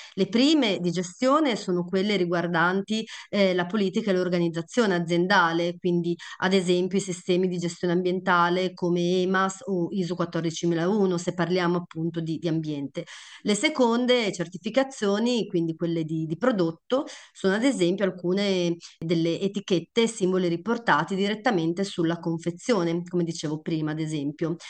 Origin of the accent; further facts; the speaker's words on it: Emilia-Romagna, Italy; da Romagnola